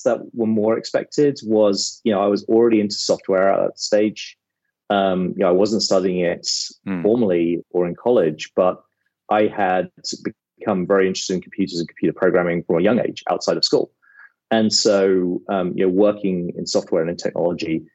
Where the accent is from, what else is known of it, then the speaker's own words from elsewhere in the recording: Watford, East of England, United Kingdom; moved away; also born or lived in Amersham, Buckinghamshire; I grew up in Watford, which is, northwest London, maybe 30 minutes outside of London